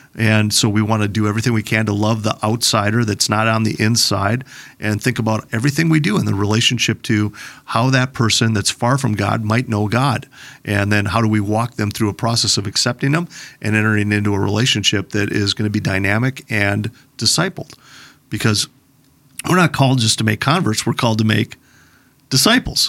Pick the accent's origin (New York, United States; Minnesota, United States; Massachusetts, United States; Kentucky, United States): Minnesota, United States; Plymouth; I grew up in Plymouth, Minnesota